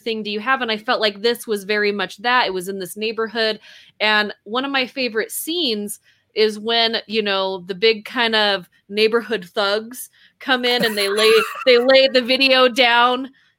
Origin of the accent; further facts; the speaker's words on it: Taylorsville, Utah, United States; I grew up in Taylorsville, Utah, went to that high school